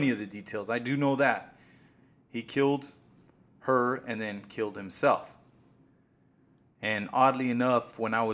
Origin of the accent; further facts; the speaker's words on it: Silver City, New Mexico, United States; now in Kansas City, United States; I was born in Silver City. I spent the majority of my childhood on Gold Street